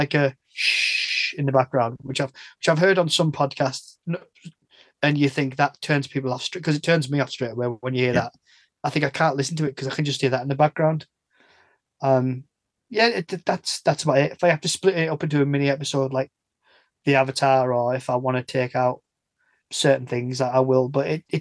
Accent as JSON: {"language": "English", "region": "the north of England", "country": "United Kingdom", "said": "I'm from the North"}